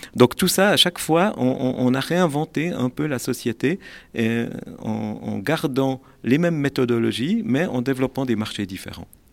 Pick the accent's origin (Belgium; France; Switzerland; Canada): Switzerland; Neuchâtel; je suis neuchâtelois d'origine